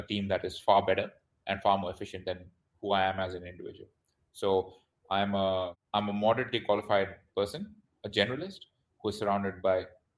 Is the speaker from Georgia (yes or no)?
no; Vancouver, British Columbia, Canada; also born or lived in India / United Kingdom / Australia; now in Bangkok, Thailand; I was born in India. I studied in the UK, and then my family immigrated to Canada. So I am Canadian. So I'm from a place called Vancouver, BC.